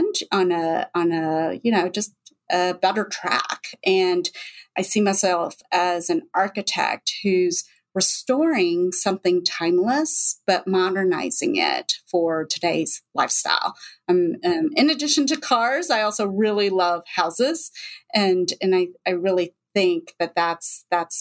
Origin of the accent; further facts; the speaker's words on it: Texas, United States; moved away; also born or lived in Manhattan, New York / China; I'm also from Texas